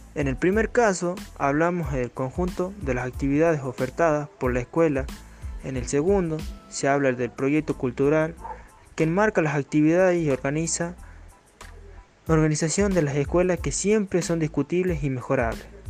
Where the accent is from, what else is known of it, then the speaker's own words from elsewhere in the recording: Pomán, Catamarca, Argentina; soy de Pomán